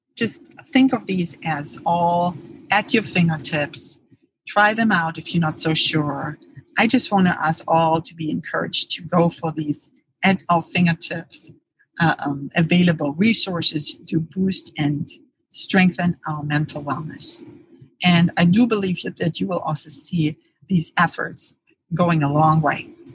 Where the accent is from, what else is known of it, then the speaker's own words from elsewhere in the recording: Germany; moved away; I grew up in Germany